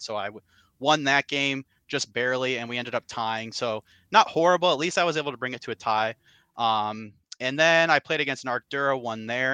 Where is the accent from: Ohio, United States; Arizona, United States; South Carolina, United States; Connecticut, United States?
Ohio, United States; Cleveland; I'm from the Cleveland, Ohio area, Cleveland slash Akron, Ohio area